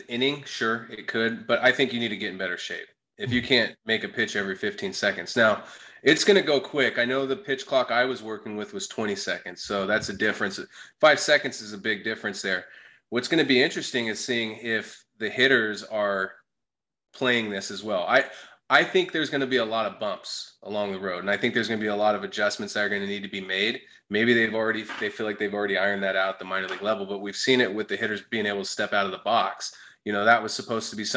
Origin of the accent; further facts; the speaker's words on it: Sacramento, California, United States; now in Phoenix, United States; I'm from Sacramento